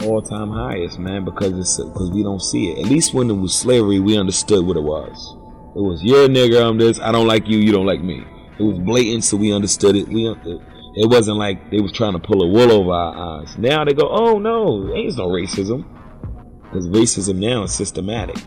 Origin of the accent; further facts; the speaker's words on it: United States; I was born in America, and I lived here my whole life